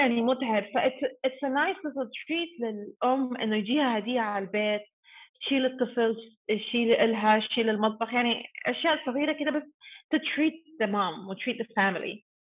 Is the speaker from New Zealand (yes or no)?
yes; New Zealand; Arabic is a second language; moved away as an adult; also born or lived in Sudan; now in Dubai, United Arab Emirates; انا مولوده في السودان بس متربيه في نيوزيلند